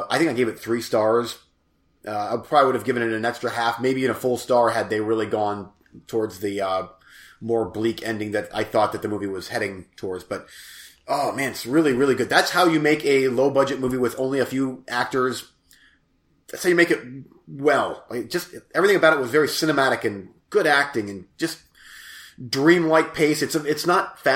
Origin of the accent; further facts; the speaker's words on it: United States; I'm from America